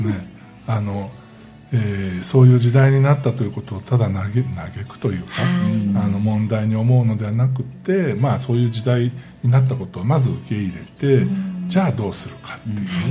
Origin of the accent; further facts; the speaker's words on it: Shimane, Japan; 私も島根県出身ですが